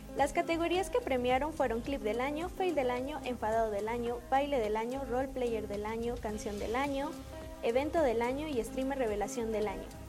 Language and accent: Spanish; Mexico